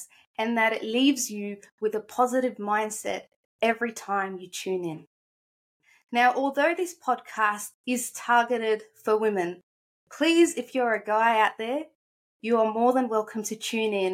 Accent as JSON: {"language": "English", "country": "Australia", "tie": "born or raised there", "also_born_or_lived": "Egypt", "said": "I'm 24 years old from Australia, but I'm originally from Egypt. I've lived here since I was 7 in Australia"}